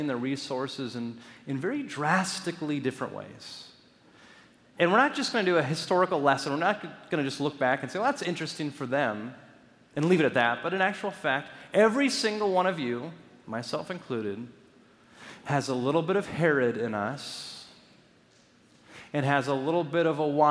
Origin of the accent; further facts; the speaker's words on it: Los Angeles, California, United States; growing up in Los Angeles